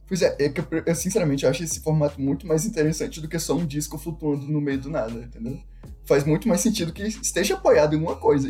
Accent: Brazil; eu nasci no Brasil

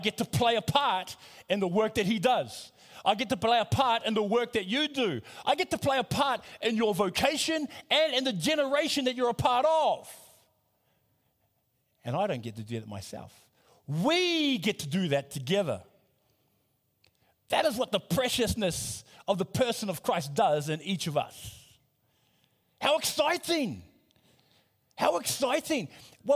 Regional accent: New Zealand; I come from New Zealand. My parents are from Samoa

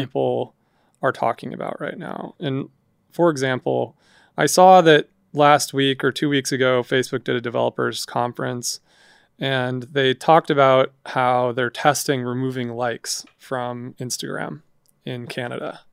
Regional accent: Montana, United States; I grew up in Montana

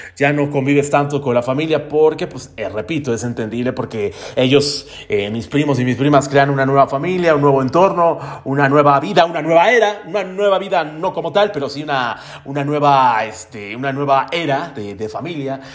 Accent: Mexico; No he salido de mi pueblo

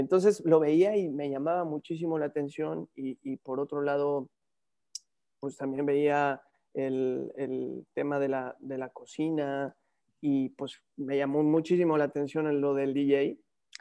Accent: San Martín Texmelucan, Puebla, Mexico; moved away as an adult; also born or lived in Mexico City / Cholula; now in Europe; nací en la Ciudad de México, pero me, me forjé en San Martín, Texmelucan, crecí ahí

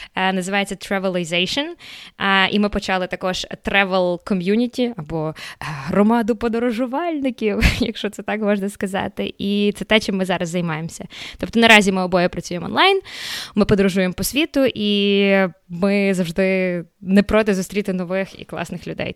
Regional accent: Kyiv, Ukraine; moved away as an adult; also born or lived in Horonda, Zakarpattia, Ukraine; now in Canada; Народилася в Закарпатті. Перші три місяці свого життя я провела в мальовничому селі Горонда, що біля Мукачева. Але потім я переїхала в Київ. Фактично, все життя я провела себе в Києві

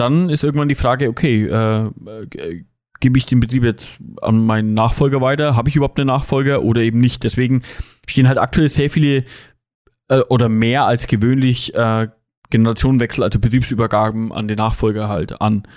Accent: Germany; bei uns in Deutschland

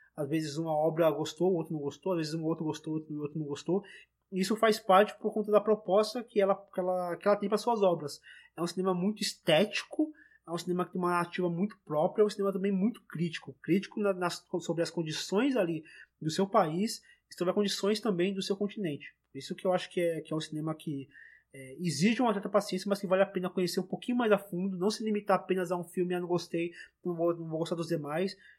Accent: Brazil; also born or lived in São Paulo; a gente, como, como brasileiro

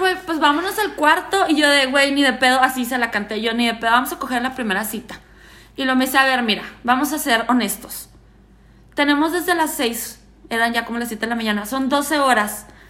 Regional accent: Ciudad Juárez, Chihuahua, Mexico; yo soy de Juárez.

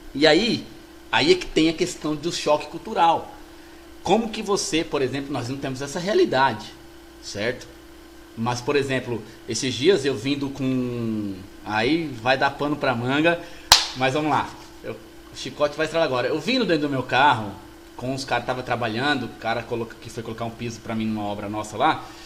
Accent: Brazil; Nós somos brasileiros

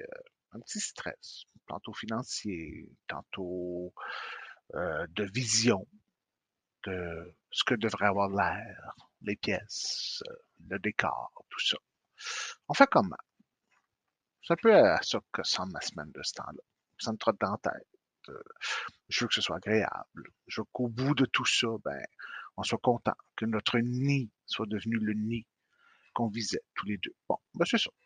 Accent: Pincourt, Quebec, Canada; je viens de Pincourt, dans l'ouest de Montréal

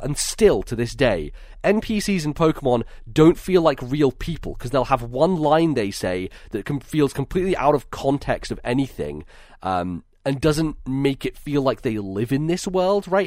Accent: United Kingdom; my experience as being a British person

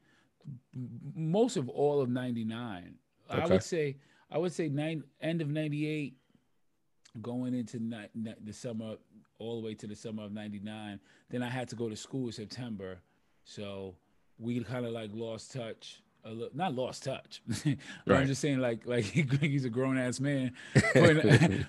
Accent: New York City, New York, United States; I'm from the South Bronx, Bronxdale

